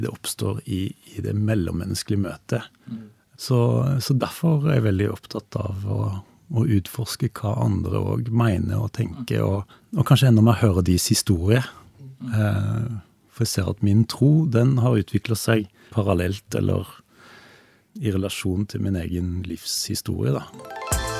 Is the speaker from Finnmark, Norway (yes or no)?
no; Stavanger, Rogaland, Norway; i de menighetene som, som fantes i Stavanger, der jeg vokste opp.